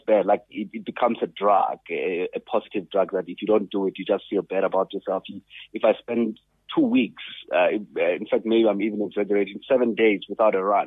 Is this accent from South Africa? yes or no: yes; South Africa; as a South African